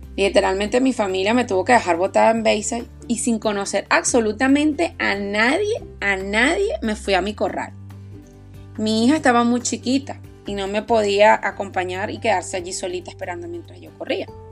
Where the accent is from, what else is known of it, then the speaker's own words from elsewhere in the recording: Aragua, Venezuela; moved away; soy venezolana, oriunda de Aragua